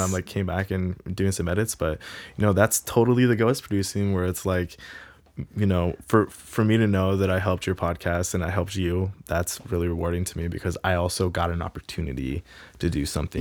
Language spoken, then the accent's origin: English; Pullman, Washington, United States; also born or lived in Gig Harbor, Washington / Tacoma, Washington; I grew up in Pullman.